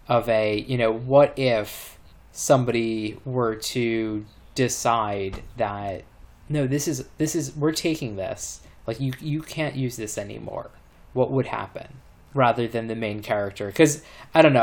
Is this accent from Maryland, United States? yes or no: yes; Maryland, United States; moved away; people that I grew up with in Maryland